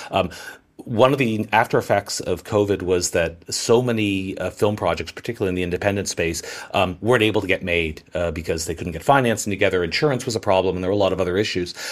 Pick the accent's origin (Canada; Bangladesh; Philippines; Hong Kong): Canada; I'm Canadian